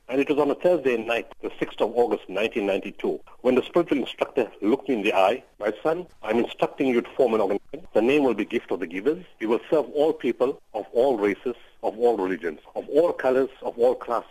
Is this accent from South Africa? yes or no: yes; South Africa; We are South African and this is our country and our people come first